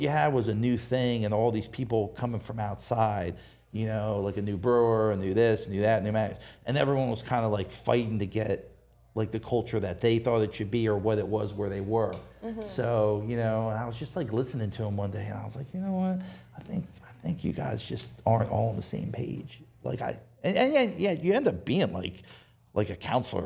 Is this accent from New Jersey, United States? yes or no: yes; New Jersey, United States; moved away as an adult; also born or lived in Rehoboth, Delaware; now in Dewey Beach, United States; I'm from New Jersey